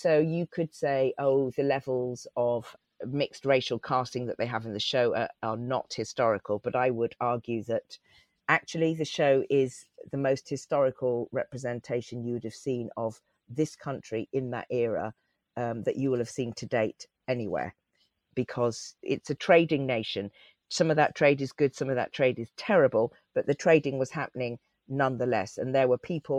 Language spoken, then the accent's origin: English; Cotswolds, Gloucestershire, South West England, United Kingdom; accent: West Country; also born or lived in Leeds; I lived in a tiny rural Cotswold village. We moved there from Leeds when I was three